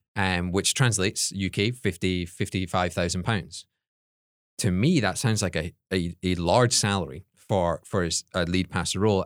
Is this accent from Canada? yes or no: no; Scotland, United Kingdom; now in United States; the only Scottish people there